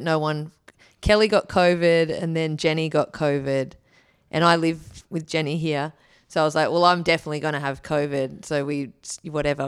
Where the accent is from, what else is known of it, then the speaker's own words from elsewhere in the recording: Wollongong, New South Wales, Australia; moved away; also born or lived in Kiama / Gold Coast; I am a Wollongong kid